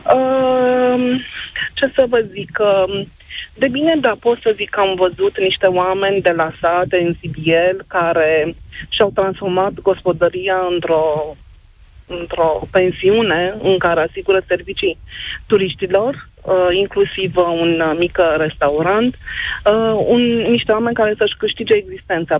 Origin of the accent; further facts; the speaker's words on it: Târgu Ocna, Bacău County, Romania; now in Bucharest, Romania; m-am născut în Târgocna, am copilărit acolo, uh, reprezint cu mândrie orașul, oriunde mă duc, zic că sunt moldoveancă din Bacău